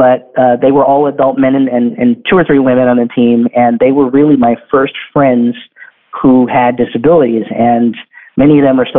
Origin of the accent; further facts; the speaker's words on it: Bakersfield, California, United States; I work for the city government in my hometown in Bakersfield.